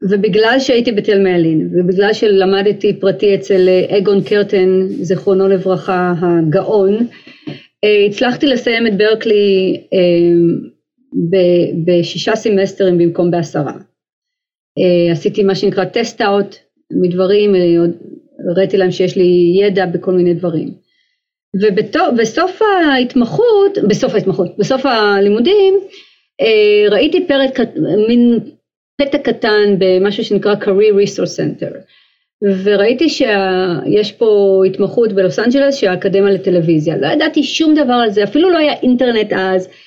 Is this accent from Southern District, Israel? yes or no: no; Haifa, Haifa District, Israel; אני באה ממשפחה מאוד מוזיקלית, הסבא והסבתא שלי מצד אמי ניגנו גיטרה ומנדולינה, היו עושים לנו קונצרטים כאלה כשהיינו ילדים בחיפה